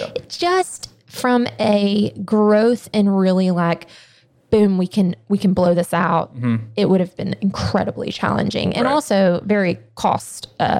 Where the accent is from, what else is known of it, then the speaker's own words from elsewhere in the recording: Athens, Georgia, United States; moved away as an adult; now in Louisville, United States; We're from Athens